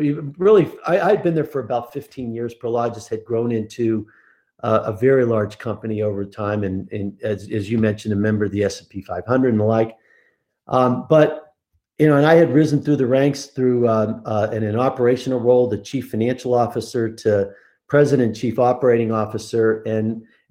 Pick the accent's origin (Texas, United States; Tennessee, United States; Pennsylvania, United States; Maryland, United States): Pennsylvania, United States; Pittsburgh; now in Colorado, United States; I grew up in Pittsburgh, Pennsylvania, which is how I ended up going to Penn State